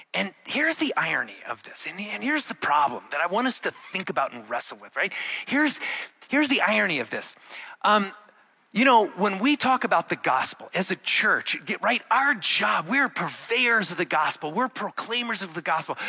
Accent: Arizona, United States; moved away; I grew up in Arizona

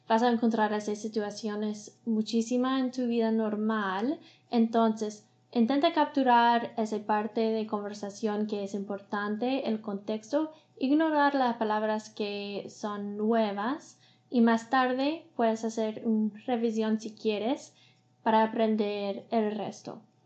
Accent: Canada; Spanish is a second language; I'm an engineer from Canada.

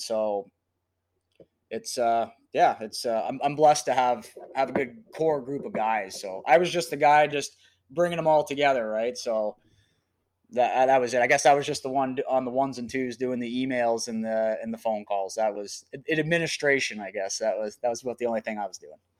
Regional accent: Canada; also born or lived in Calgary; I had a lot of friends in, that were musicians, kinda in my hometown

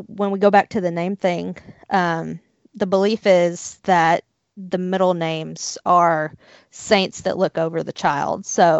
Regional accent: Tennessee, United States; I am from Tennessee, okay? The accent comes out sometimes.

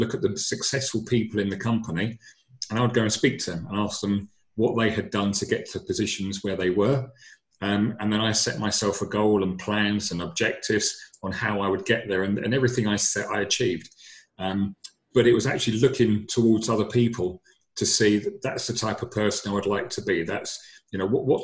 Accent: London, United Kingdom; I'm originally from London

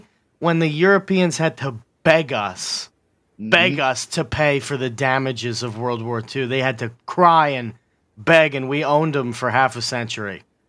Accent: United States; I'm an American

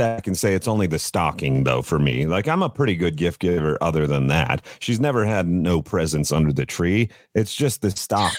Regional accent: Colorado, United States; born and raised in Colorado.

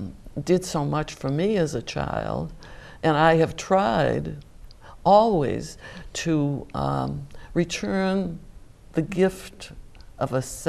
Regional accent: Easton, Massachusetts, United States; I'm very happy that I grew up in Easton

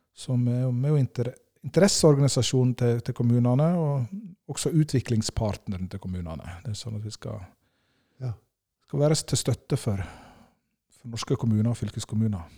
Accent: Årdal, Vestland, Norway; Jeg kommer fra Årdal i Sogn, helt innst i Sognefjorden

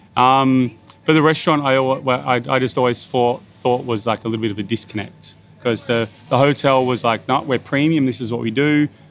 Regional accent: Bathurst, New South Wales, Australia; moved away as an adult; also born or lived in Sydney; now in Byron Bay, Australia; I, I grew up in Bathurst

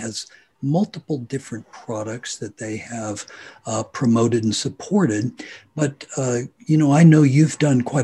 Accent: Hutchinson, Kansas, United States; am from Hutchinson, Kansas

